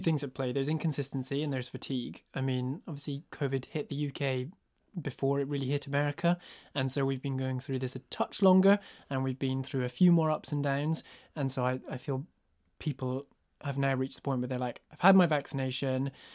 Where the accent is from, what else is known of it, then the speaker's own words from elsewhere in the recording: northeast Scotland, United Kingdom; I grew up in a rural village in northeast Scotland.